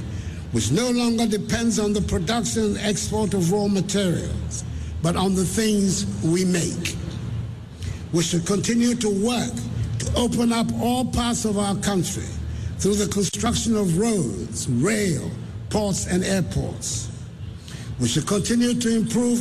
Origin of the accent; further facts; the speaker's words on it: Ghana; Fellow Ghanaians